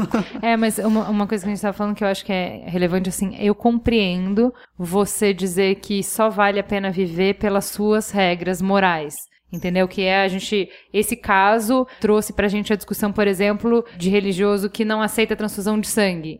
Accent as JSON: {"language": "Portuguese", "country": "Brazil", "said": "para mim, brasileiro"}